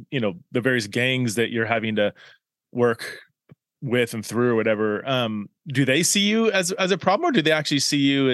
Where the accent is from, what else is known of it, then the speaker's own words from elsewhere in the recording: Fresno, California, United States; I was born in Southern California, grew up in Fresno